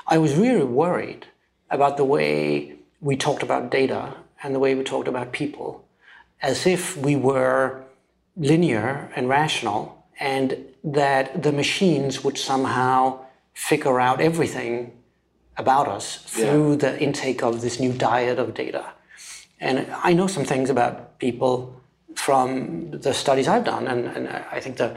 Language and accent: English; Denmark; moved away as an adult; also born or lived in Copenhagen, Denmark / London, United Kingdom; I am from Denmark originally, and I grew up on a small island south of Sweden, which has used to have 50,000, now it's got like 30,000 people living there.